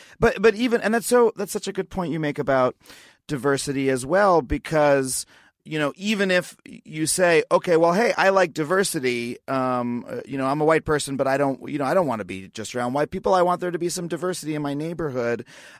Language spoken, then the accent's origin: English; Long Island, New York, United States; Man, and that reminds me of honestly growing up on Long Island because, yeah, I was able to live under that same fiction that, you know, there was one Black kid in my entire, you know, in my grade sort